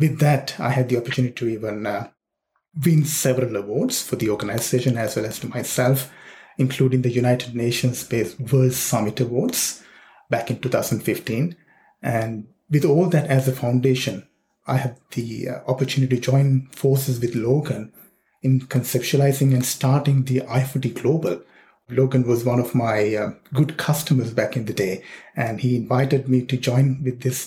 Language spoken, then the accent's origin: English; Sri Lanka; now in Sydney, Australia; I was born and raised in Sri Lanka